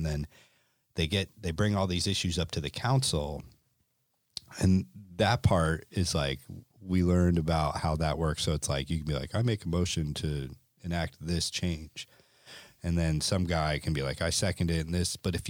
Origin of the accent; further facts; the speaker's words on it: Connecticut, United States; And I grew up in Connecticut, and we saw it with the codfish, with the fluke.